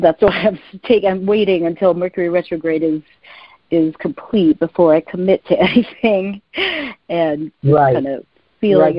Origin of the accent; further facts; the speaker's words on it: Jersey City, New Jersey, United States; now in San Francisco, United States; My birthday is 5-8-69. Born at 12:10 p.m. in Jersey City, New Jersey